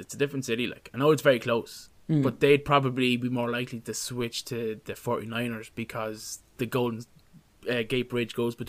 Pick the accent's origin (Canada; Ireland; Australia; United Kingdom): Ireland; we're Irish